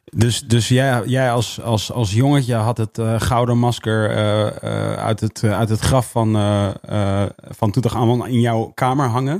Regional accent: Netherlands; wij in Nederland

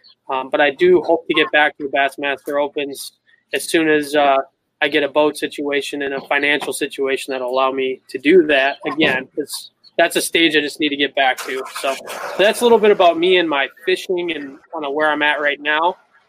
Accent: La Crosse, Wisconsin, United States; I was born and raised in La Crosse, Wisconsin, and obviously right on the hub of the Mississippi River bass fishing scene.

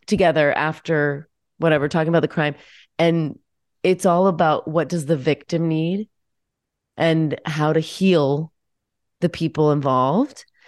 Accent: Washington, United States; moved away; I grew up in Washington State

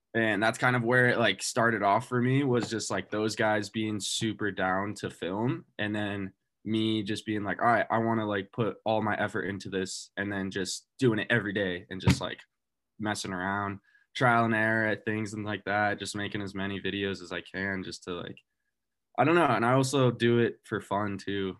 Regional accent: Durango, Colorado, United States; also born or lived in Steamboat Springs, Colorado; I grew up in Durango, Colorado. I'm originally from Colorado

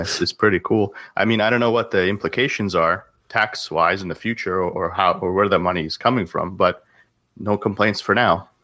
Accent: Canada; also born or lived in Russia; I was born in Russia, but I grew up in Canada.

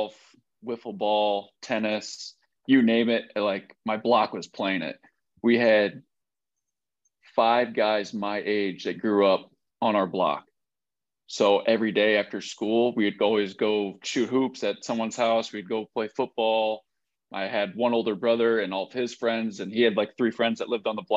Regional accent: Le Mars, Iowa, United States; moved away as an adult; also born or lived in Arkansas / South Dakota; now in Fayetteville, United States; Born and raised Lamar's, Iowa

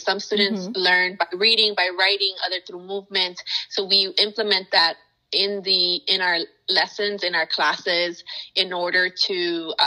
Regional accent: United States; first language Spanish; English is a second language; I am a child of Mexican immigrants. I am first generation American here. And growing up, I you know, Spanish was my first language

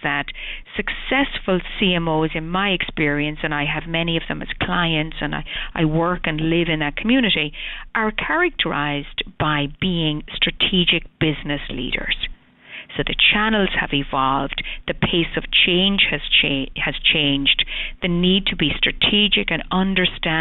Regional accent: Ireland; moved away as an adult; now in United States; As the accent probably portrays, I was born in Ireland, I've been in the States 20 years

